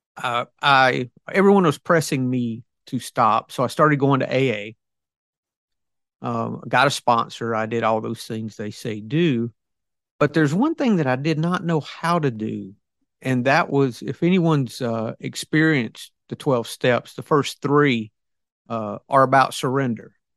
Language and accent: English; the South, United States; I'm ob-, obviously from the South.